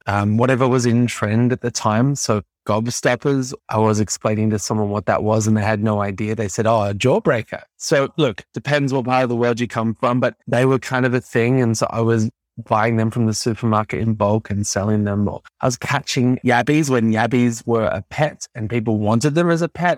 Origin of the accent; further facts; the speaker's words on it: Melbourne, Victoria, Australia; And I grew up in Melbourne, Australia